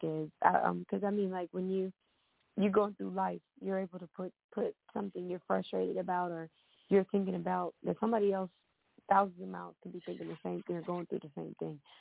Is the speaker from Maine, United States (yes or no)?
no; Ohio, United States; now in Atlanta, United States; I'm from Ohio